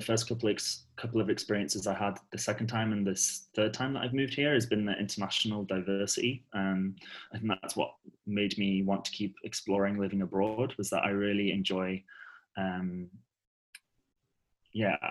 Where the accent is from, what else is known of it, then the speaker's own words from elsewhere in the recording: United Kingdom; moved away as an adult; also born or lived in Netherlands; now in Amsterdam, Netherlands; I'm from the UK, in case you couldn't tell from my beautiful accent